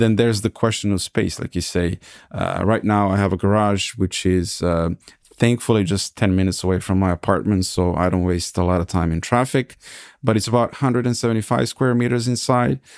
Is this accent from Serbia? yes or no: yes; Serbia; moved away as an adult; also born or lived in California, United States / Hesse, Germany; now in Germany; I was born and raised in Serbia. I graduated in IT in Belgrade